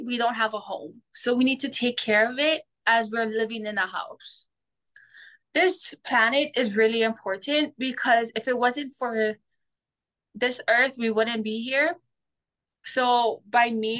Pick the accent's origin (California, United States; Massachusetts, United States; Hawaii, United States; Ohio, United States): Hawaii, United States; Big Island of; I'm from the Big Island of Hawaii